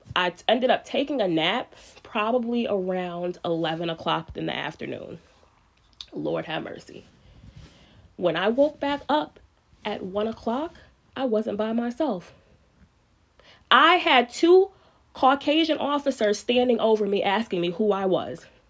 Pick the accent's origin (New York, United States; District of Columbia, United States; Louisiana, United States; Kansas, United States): New York, United States; New York City; moved away as an adult; now in upstate New York, United States; I'm from Spanish Harlem, born and raised